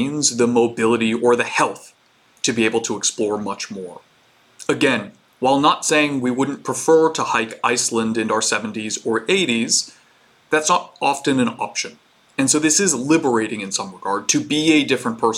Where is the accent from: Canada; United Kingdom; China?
Canada; I'm Canadian